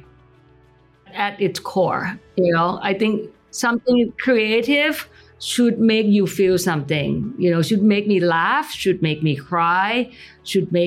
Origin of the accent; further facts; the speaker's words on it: Thailand; moved away; growing up in Thailand